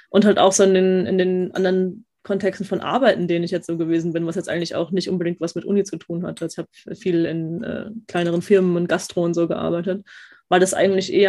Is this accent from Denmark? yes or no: no; Austria; weil ich bin ja, ich bin ja eigentlich Österreicherin, bei uns sind das Schweden.